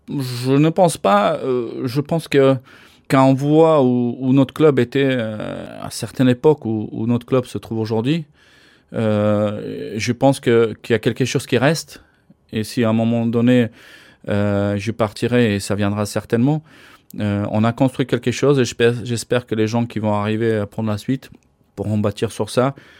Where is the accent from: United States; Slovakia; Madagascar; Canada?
Slovakia; moved away as an adult; also born or lived in Bordeaux, France / Gap, France / Dunkerque, France / Nantes, France; now in Nice, France; Je suis né en Slovaquie, euh, je suis venu en France en 1989.